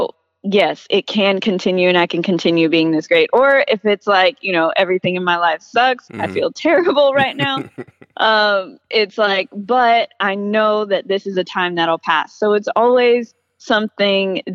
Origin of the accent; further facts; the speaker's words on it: Austin, Texas, United States; growing up in Austin